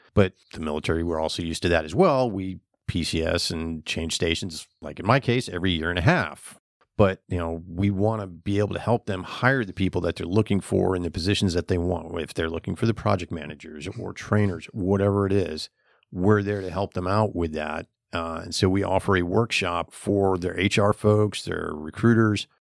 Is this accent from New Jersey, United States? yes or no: no; New Hampshire, United States; moved away as an adult; also born or lived in Finland; now in Florida, United States; I'm originally from New Hampshire